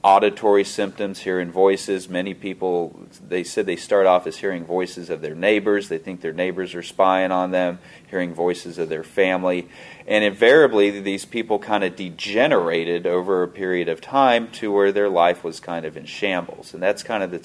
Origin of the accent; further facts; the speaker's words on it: Kansas City, United States; also born or lived in Fort Leavenworth; I'm from Kansas City